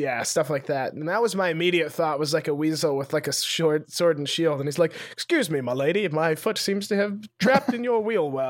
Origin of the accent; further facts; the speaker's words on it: Montana, United States; I'm from Montana